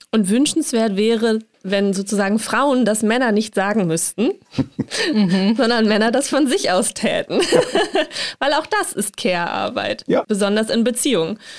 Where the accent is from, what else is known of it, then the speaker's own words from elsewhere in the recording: Hamburg, Germany; ich komme aus Hamburg